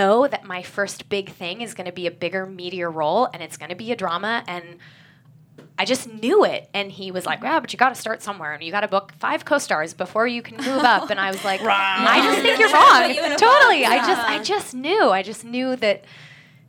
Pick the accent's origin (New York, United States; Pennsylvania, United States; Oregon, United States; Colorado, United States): Colorado, United States; moved away as an adult; now in Los Angeles, United States; I'm from Colorado